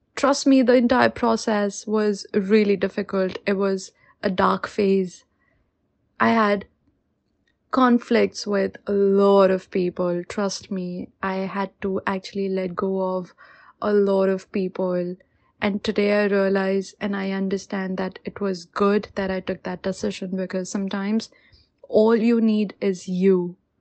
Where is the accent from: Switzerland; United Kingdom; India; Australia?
India; moved away as an adult; now in New Zealand; I am an Indian living in New Zealand for a little over two years now